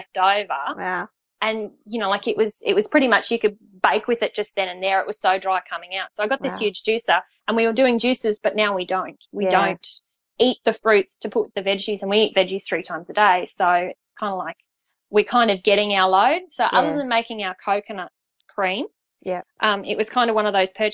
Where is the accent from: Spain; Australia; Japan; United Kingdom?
Australia; Queensland; moved away as an adult; now in Sydney, Australia; being a Queenslander